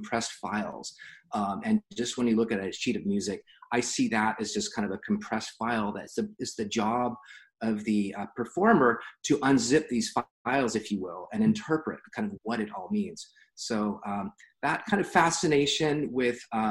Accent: San Diego, California, United States; also born or lived in Los Angeles; I was born in San Diego and was educated in San Diego through high school

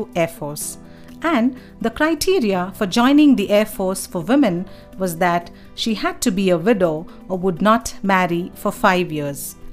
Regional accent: Bangalore, Karnataka, India; I was born and raised in Bangalore

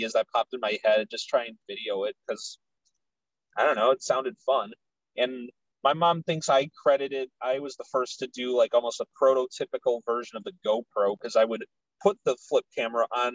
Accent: Chicago, Illinois, United States; where I grew up is in Chicago, but it's, like, the furthest northwest side neighborhood you could be

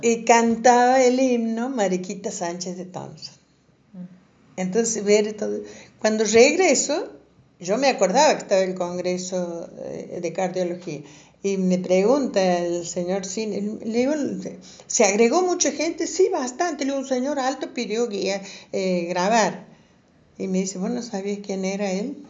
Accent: Santiago del Estero, Argentina; now in Córdoba, Argentina; yo soy de Santiago del Estero, no tenía vivienda

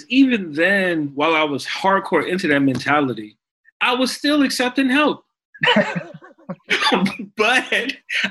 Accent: Chicago, Illinois, United States; but also as a Chicagoan, like this shooting.

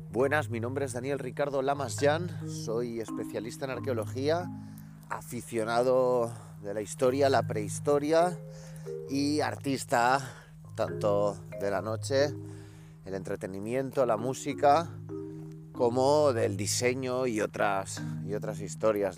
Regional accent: Caracas, Capital District, Venezuela; yo nací en Caracas, Venezuela

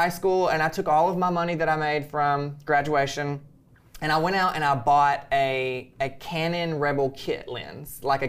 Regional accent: Birmingham, Alabama, United States; So, but I came from Alabama, Birmingham, Alabama.

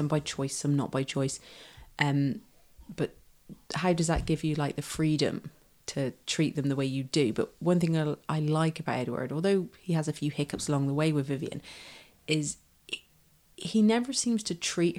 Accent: Ireland; when I was growing up in Ireland

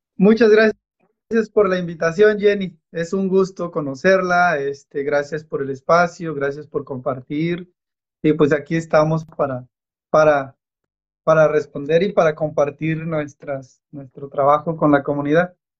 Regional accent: San Isidro Amatitlán, Oaxaca, Mexico; moved away; soy del estado de Oaxaca, México, de una comunidad que se llama San Isidro Amatitlán

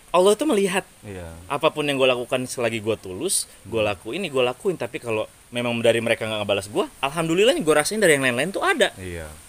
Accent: Lampung, Indonesia; gue dari Lampung gue bangga gue dari

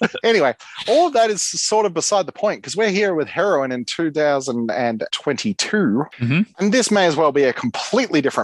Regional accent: Melbourne, Victoria, Australia; We come from Melbourne, Australia

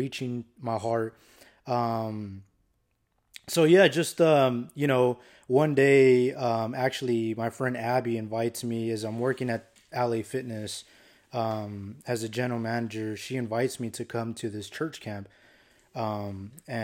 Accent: Phoenix, Arizona, United States; I grew up here in Phoenix, Arizona

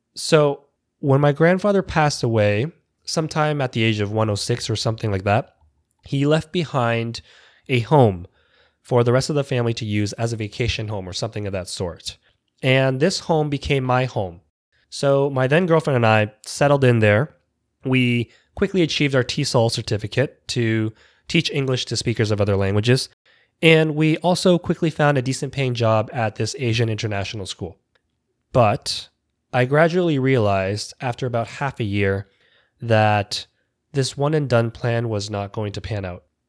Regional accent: Toronto, Ontario, Canada; moved away as an adult; also born or lived in Vietnam / Jeju Island, South Korea; now in United States; I grew up in West Toronto

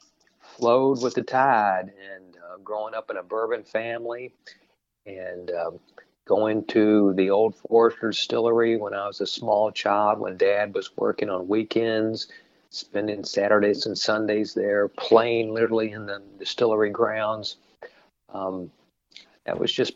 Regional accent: Kentucky, United States; I grew up right here in Kentucky and had a wonderful childhood

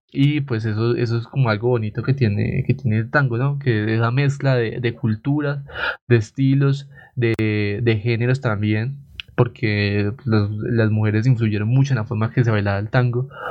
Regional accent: Coffee Axis, Eje Cafetero, Colombia; en esta parte del eje cafetero

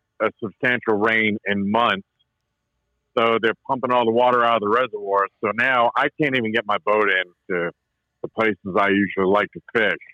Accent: Maine, United States; now in Virginia, United States; I grew up in Maine

